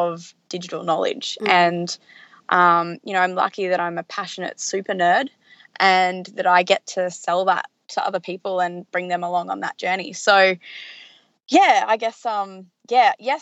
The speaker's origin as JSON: {"language": "English", "town": "Lismore", "region": "New South Wales", "country": "Australia", "tie": "born or raised there", "also_born_or_lived": "Melbourne", "moved": "as an adult", "lives_now": "Brisbane, Australia", "said": "So I grew up in Lismore, which is a country town in the north coast of New South Wales, and I moved to Brisbane for uni"}